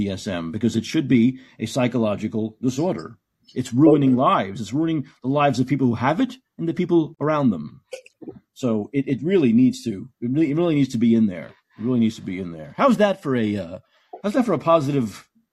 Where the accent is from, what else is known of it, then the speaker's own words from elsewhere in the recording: New York City, New York, United States; I come from New York City